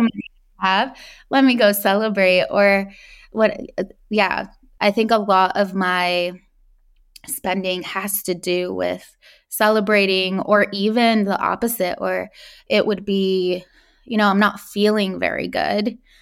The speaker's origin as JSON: {"language": "English", "region": "California", "country": "United States", "tie": "born or raised there", "said": "I was born in California, um, to immigrant parents"}